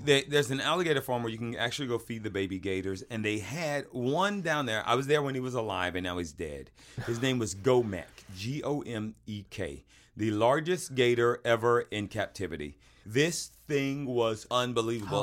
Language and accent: English; Georgia, United States; we didn't refrigerate our mayonnaise where I come from